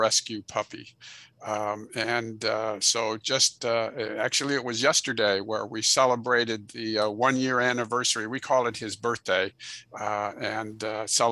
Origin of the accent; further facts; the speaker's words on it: Illinois, United States; moved away as an adult; now in Katy, Texas, United States; I'm originally from Illinois